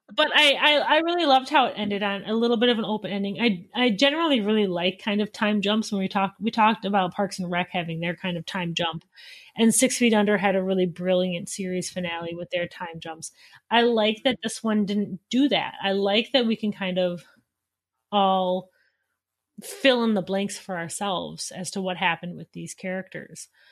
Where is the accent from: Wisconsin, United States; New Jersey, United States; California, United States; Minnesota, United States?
Wisconsin, United States; I am from Wisconsin